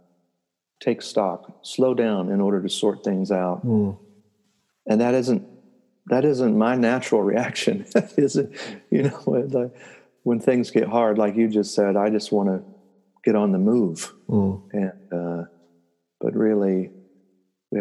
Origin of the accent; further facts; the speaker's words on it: United States; here in the United States as an American